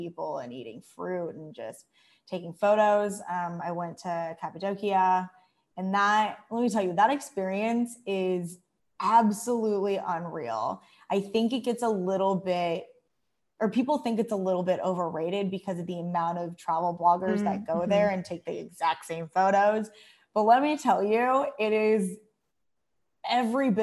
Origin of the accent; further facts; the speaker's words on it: United States; moved away as an adult; also born or lived in Thailand; now in Malaysia; I grew up in the United States